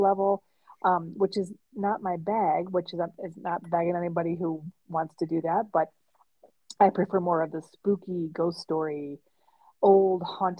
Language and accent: English; New York, United States; as a kid growing up in New York State